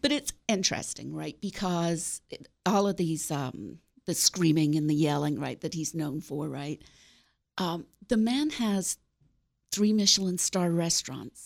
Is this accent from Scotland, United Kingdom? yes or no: yes; Glasgow, Scotland, United Kingdom; now in West Virginia, United States; I grew up in Scotland, in Glasgow.